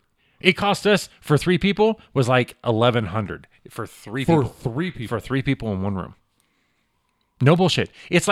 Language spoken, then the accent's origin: English; United States; we're American